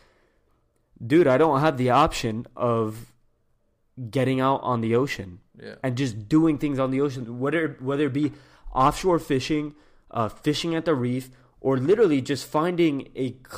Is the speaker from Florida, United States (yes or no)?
yes; Miami, Florida, United States; Miami. In the sense where, like, growing up in the Cuban culture, like, we know how strict it was